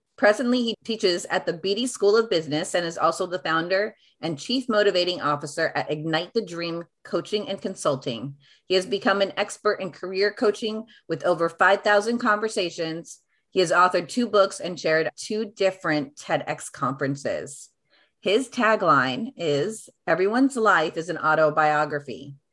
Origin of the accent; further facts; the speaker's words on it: United States; having being a first generation in America